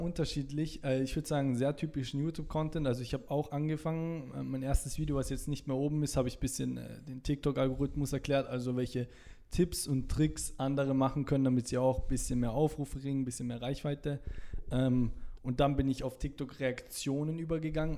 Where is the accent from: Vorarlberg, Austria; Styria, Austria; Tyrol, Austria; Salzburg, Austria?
Salzburg, Austria; moved away as an adult; now in Vienna, Austria; ich komme aus Salzburg Stadt